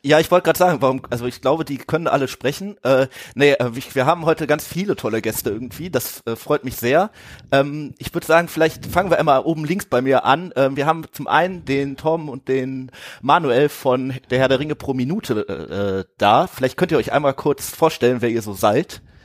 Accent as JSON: {"language": "German", "town": "Ratingen", "region": "North Rhine-Westphalia", "country": "Germany", "tie": "born or raised there", "said": "das kommt aus dem Talschlösschen in Rating. Das ist äh, so eine kleine Kneipe neben der Schule, wo ich irgendwie zur Schule gegangen bin"}